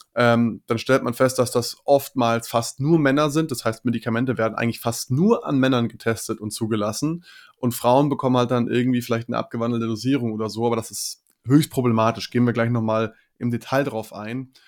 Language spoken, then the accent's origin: German; Germany; bei uns in Deutschland